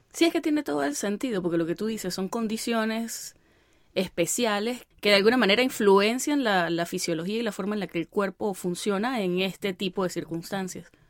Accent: El Vigía, Mérida, Venezuela; el Hospital del Vigía, que es de donde soy yo.

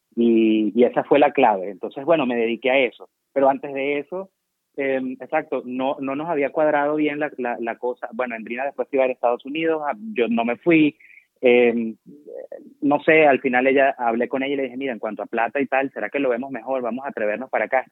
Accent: Venezuela; moved away as an adult; now in Germany; me iba a quedar en Venezuela

